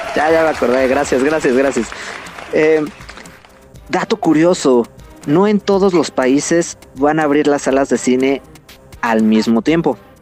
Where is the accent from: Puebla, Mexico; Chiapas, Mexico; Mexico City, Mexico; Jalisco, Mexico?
Mexico City, Mexico; somos nativos de la Ciudad de México.